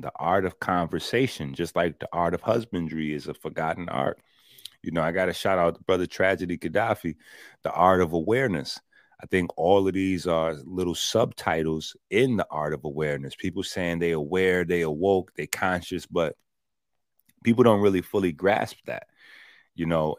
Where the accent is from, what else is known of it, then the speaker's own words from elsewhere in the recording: New York City, New York, United States; I'm from the Bronx